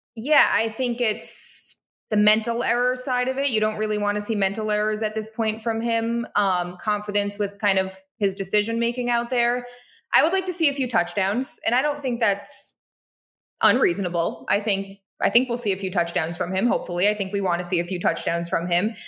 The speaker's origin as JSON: {"language": "English", "country": "United States", "tie": "born or raised there", "moved": "yes", "lives_now": "Wisconsin, United States"}